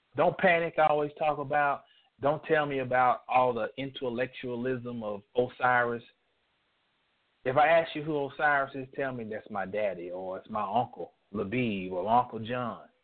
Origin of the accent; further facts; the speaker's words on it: North Carolina, United States; also born or lived in Texas; My daddy was stationed in the Air Force in Texas. We're from North Carolina.